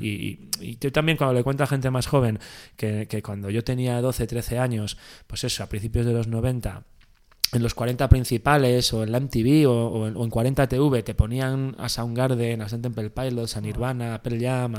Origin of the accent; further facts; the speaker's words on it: Valladolid, Castile and León, Spain; en Valladolid, que es de donde soy yo